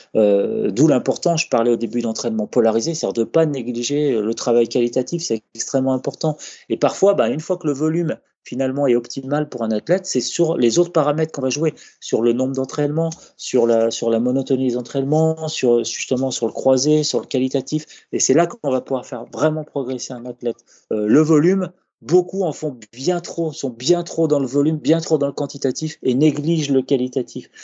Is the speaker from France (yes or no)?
yes; France; chez nous en France